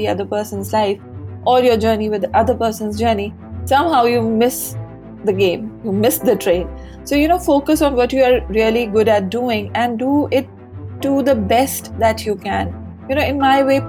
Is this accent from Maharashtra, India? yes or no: no; Lucknow, Uttar Pradesh, India; moved away as an adult; also born or lived in Mumbai; I finished my schooling in Lucknow. We are basically from Lucknow